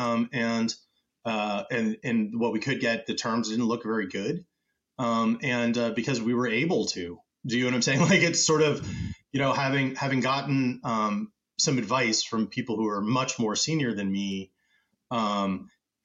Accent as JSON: {"language": "English", "country": "United States", "said": "So I'm originally American, but I'm half Brazilian."}